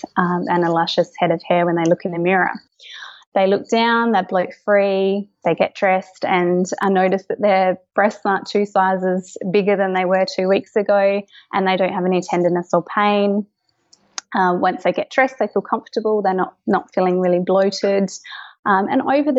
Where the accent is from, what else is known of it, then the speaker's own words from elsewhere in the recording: Kangaroo Island, South Australia, Australia; now in Adelaide, Australia; I grew up on Kangaroo Island. So I had an amazing childhood, grew up on a cattle farm over there